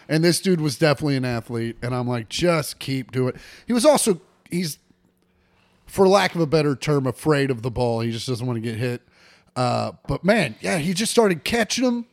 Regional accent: De Soto, Kansas, United States; now in Los Angeles, United States; I grew up in DeSoto, out in the sticks

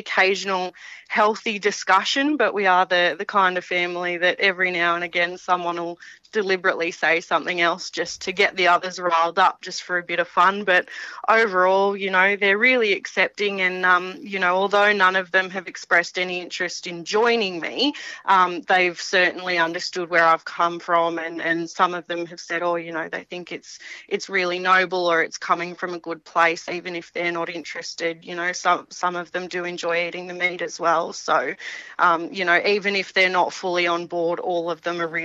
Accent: Wedderburn, Victoria, Australia; moved away as an adult; also born or lived in Australian Capital Territory / Canada; now in Canberra, Australia; the family farm was central Victoria, a place called Wedderburn in the wheat belt in Victoria

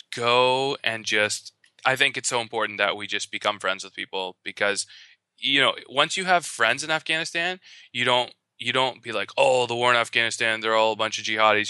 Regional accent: Canada; I am Canadian

